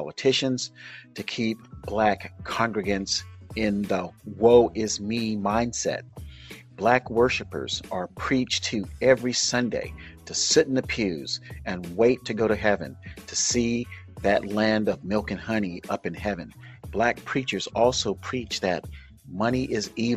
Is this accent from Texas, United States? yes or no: no; Oakland, California, United States; my hometown, Oakland, California